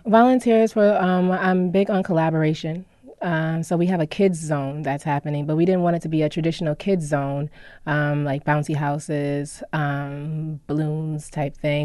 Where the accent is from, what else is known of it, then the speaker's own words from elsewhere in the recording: Syracuse, New York, United States; also born or lived in California / Washington, D.C.; I was born in California. I was raised in Syracuse. I moved out to D C for many years.